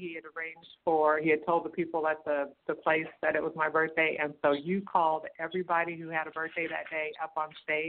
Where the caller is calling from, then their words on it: Sacramento, California, United States; I'm calling from Sacramento, California. How are you?